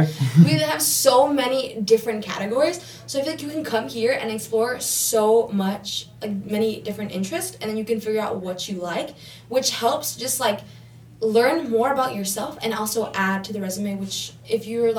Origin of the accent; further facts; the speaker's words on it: Downey, California, United States; No, it's kind of funny, though, because when I tell people that I'm from Downey, they're like, no way, you go to Downey?